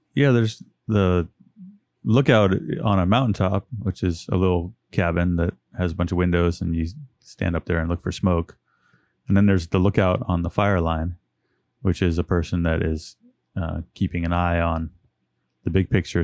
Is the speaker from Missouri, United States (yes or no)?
no; Westwood, California, United States; moved away as an adult; also born or lived in Oakland, California; now in Chico, United States; I was born in Oakland, California. And then, uh, my parents moved up to Northeastern California when I was about five